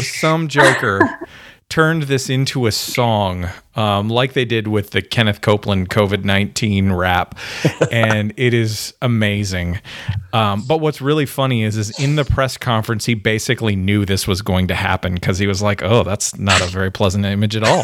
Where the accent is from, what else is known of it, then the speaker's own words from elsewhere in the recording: Ontario, Canada; accent: Canadian; moved away as an adult; also born or lived in Alberta; now in United States; I was born in Ontario